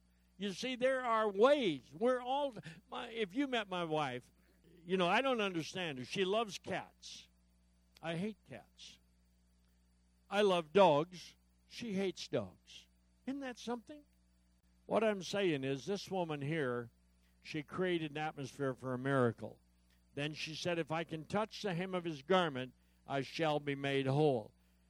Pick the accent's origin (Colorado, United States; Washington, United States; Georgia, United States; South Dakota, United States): Washington, United States; Yakima; I said, I'm from Yakima, Washington.